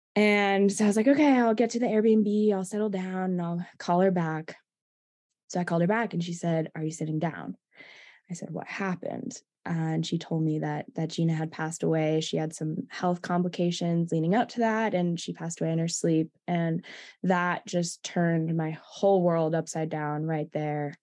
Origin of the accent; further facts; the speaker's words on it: East Coast, United States; I'm from the East Coast as you are, so that's home for me